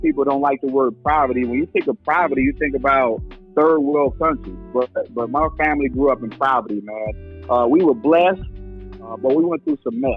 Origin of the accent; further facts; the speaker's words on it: Detroit, Michigan, United States; moved away; also born or lived in the South; born and raised in Detroit, Michigan